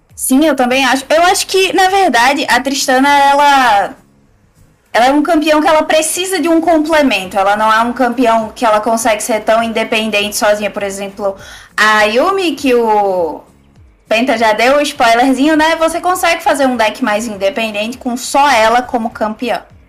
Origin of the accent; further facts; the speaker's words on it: Northeast Region, Brazil; eu sou do Nordeste